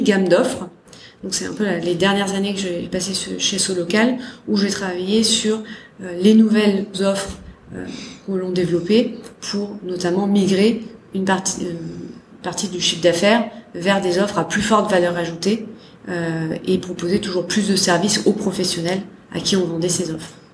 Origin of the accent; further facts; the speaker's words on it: Salon-de-Provence, Provence-Alpes-Côte d'Azur, France; moved away as an adult; also born or lived in Lyon; J'ai grandi à Salon de Provence. Ouais. Dans le sud de la France